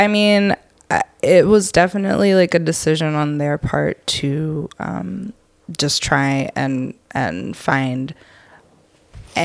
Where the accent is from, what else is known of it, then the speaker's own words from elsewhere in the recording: Lancaster, Pennsylvania, United States; also born or lived in Minnesota; now in Atlanta, United States; We lived in Minnesota until I was like 3, and then I grew up in Lancaster, Pennsylvania, which is as country as it sounds